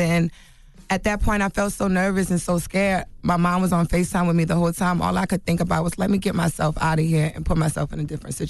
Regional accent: New Orleans, Louisiana, United States; moved away; I'm from, you know, I'm from New Orleans, been here 10 years. I don't have family here, you know.

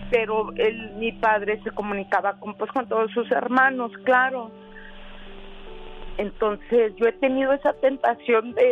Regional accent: El Paso, Texas, United States; no, soy yo del Paso, Texas.

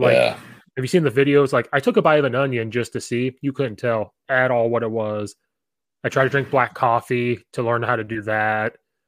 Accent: Central Illinois, United States; So I grew up in Central Illinois, which is similar to Indiana.

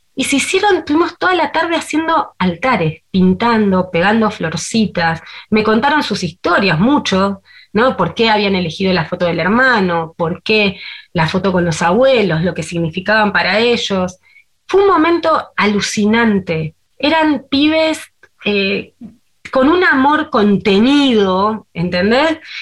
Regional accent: Argentina; a mí como argentino

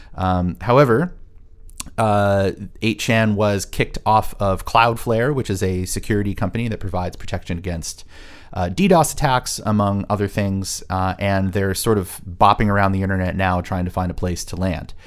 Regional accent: Orange County, California, United States; moved away; It was filmed and takes place in and around my hometown

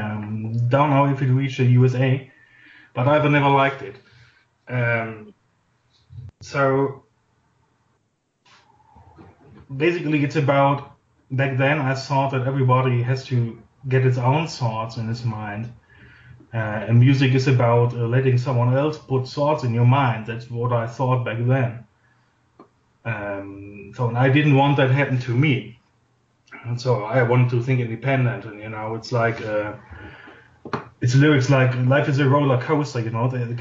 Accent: Oberhausen, North Rhine-Westphalia, Germany; English is a second language; I've grown up in the town of Oberhausen. That's in Western Germany.

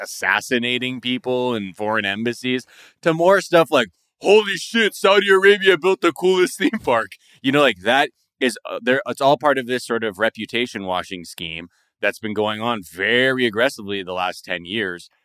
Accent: Japan; moved away; growing up in Japan

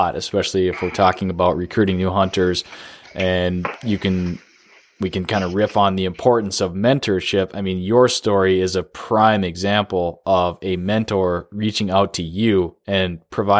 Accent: the Northwoods, United States; lots of people did growing up in the Northwoods

